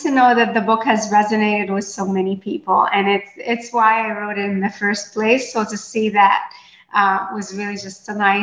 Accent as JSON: {"language": "English", "town": "Port Said", "region": "Port Said Governorate", "country": "Egypt", "tie": "born or raised there", "moved": "yes", "said": "I was born and raised in Port Said, Egypt"}